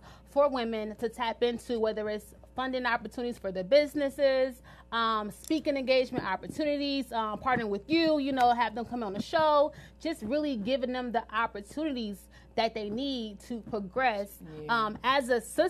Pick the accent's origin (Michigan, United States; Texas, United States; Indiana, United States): Michigan, United States; Detroit; now in Washington, D.C., United States; I'm from Detroit, Michigan. I'm not from the area, which is fine, but I made a tremendous impact in the DC area. So this is my second home.